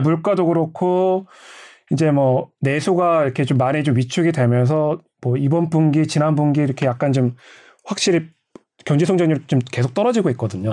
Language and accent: Korean; South Korea; 난 한국인이다